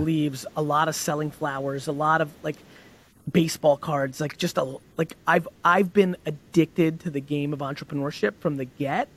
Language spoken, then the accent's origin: English; Edison, New Jersey, United States; born or raised there; also born or lived in Belarus / Queens, New York